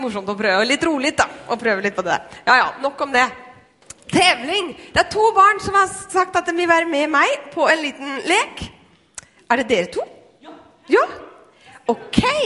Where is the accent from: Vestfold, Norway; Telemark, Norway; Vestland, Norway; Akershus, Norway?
Telemark, Norway; Skien; jeg vokste opp i, i Skien